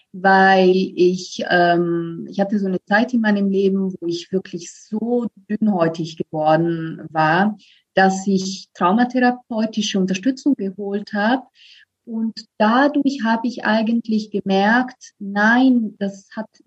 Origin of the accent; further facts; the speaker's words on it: Italy; now in Berlin, Germany; ich komme ursprünglich aus Italien. Also ich lebe seit zehn Jahren in Berlin.